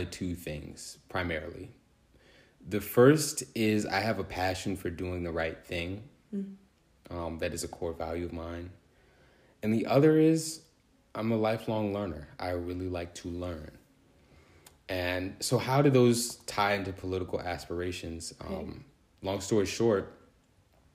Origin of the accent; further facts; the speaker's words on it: Manassas, Virginia, United States; I'm from Northern Virginia, Manassas, Virginia in particular